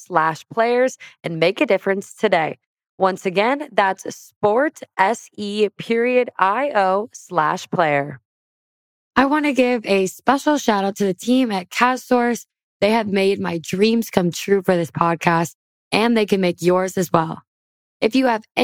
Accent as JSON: {"language": "English", "region": "Wisconsin", "country": "United States", "said": "I'm from the Midwest, Wisconsin"}